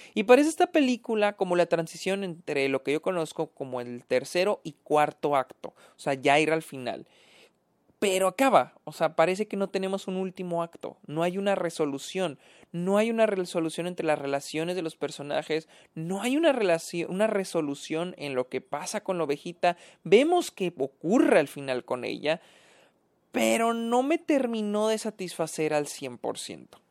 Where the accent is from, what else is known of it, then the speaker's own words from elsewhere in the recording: Mexico; yo que soy de México